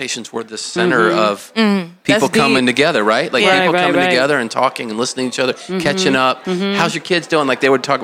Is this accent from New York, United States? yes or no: no; Atlanta, Georgia, United States; I'm from Atlanta